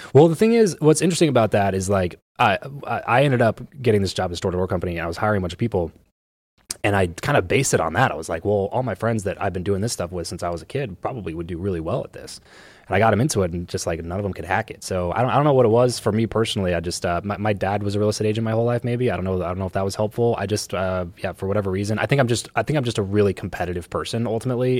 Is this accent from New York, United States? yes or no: no; Southern California, United States; I grew up in SoCal